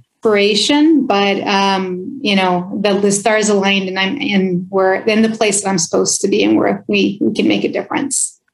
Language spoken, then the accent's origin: English; Oxnard, California, United States; first language Spanish; English is a second language; grew up in Oxnard, California